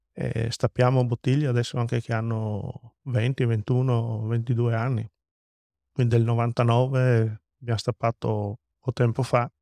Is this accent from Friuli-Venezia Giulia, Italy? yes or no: yes; Friuli-Venezia Giulia, Italy; arrivo a casa col diploma in tasca e guardo la mia terra, che questo posto, questo luogo secondo me è magico